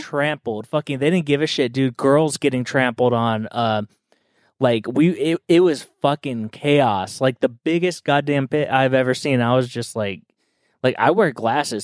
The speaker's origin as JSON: {"language": "English", "region": "Southern California", "country": "United States", "tie": "born or raised there", "said": "growing up in SoCal"}